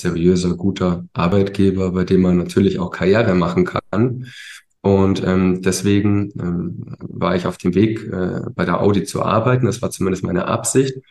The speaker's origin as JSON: {"language": "German", "town": "Ingolstadt", "region": "Bavaria", "country": "Germany", "tie": "born or raised there", "also_born_or_lived": "Munich", "said": "bin dann in Ingolstadt groß geworden"}